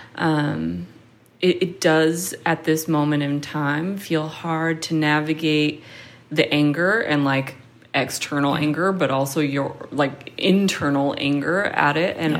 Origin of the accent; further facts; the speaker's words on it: Seattle, Washington, United States; now in New York, United States; I grew up in Seattle in a predominantly white area